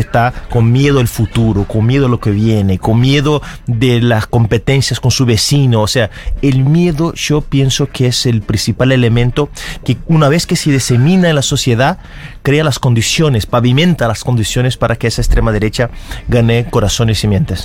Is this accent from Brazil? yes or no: yes; Brazil